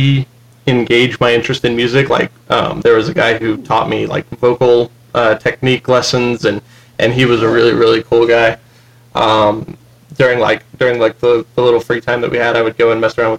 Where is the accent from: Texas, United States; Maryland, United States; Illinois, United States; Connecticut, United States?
Texas, United States; now in Utah, United States; I'm originally from Texas